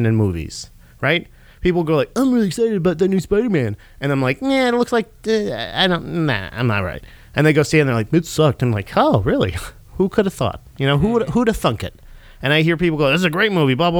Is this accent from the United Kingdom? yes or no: no; Florida, United States; I'm from Florida